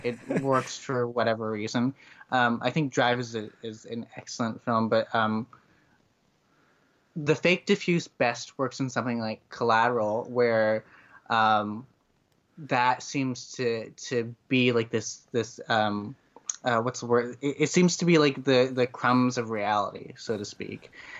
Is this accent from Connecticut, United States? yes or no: yes; Connecticut, United States; Even in other places in the United States, I grew up in Connecticut, which is in the Northeast.